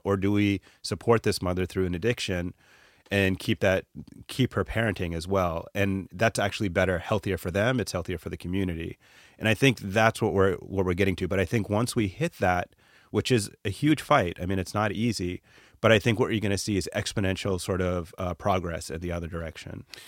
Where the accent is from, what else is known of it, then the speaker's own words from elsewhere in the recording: Atlanta, Georgia, United States; growing up in Atlanta, I was, um, a child of immigrants.